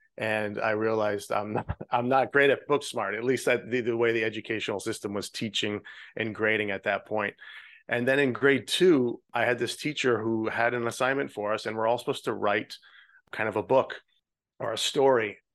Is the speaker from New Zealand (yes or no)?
no; Regina, Saskatchewan, Canada; moved away as an adult; now in Florida, United States; I grew up in Canada. Uh, the province is Saskatchewan, and the city is Regina